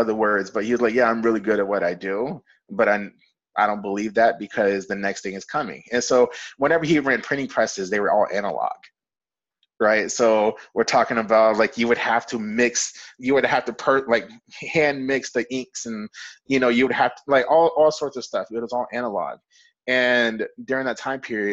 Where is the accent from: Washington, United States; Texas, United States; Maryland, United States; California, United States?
Texas, United States; Fort Worth; I grew up in Fort Worth, Texas